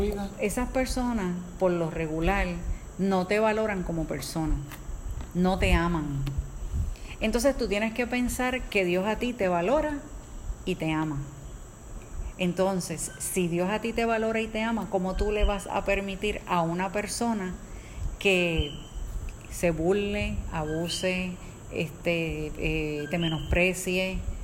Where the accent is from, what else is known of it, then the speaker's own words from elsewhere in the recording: Caguas, Puerto Rico; nosotros somos de Caguas, Puerto Rico